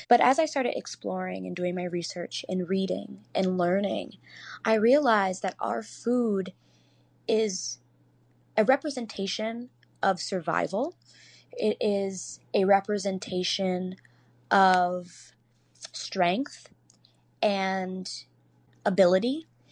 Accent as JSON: {"language": "English", "town": "Chicago", "region": "Illinois", "country": "United States", "tie": "born or raised there", "said": "I grew up in Beverly and on the South side of Chicago"}